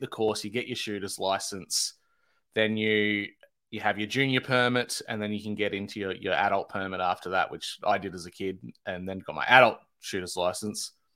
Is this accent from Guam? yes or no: no; Australia